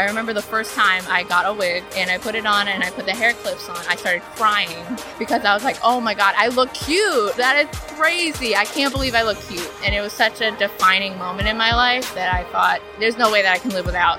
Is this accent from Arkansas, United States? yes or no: no; Los Angeles, California, United States; I'm from Los Angeles, California.